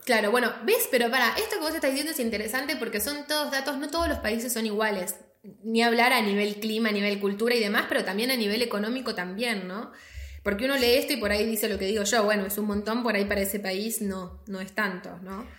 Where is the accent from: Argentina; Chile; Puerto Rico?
Argentina; moved away; nosotros somos argentinas